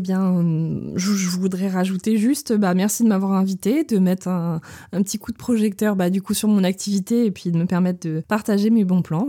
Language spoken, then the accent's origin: French; Moëlan-sur-Mer, Brittany, France; also born or lived in Ploumeur / Toulouse / Quimper; now in Lorient, France; Moëlan, bah, ça reste euh, ma ville natale